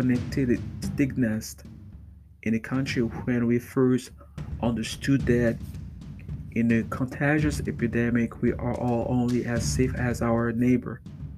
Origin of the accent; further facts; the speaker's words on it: Chicago, Illinois, United States; In my hometown of Chicago, according to Pro Publica investigation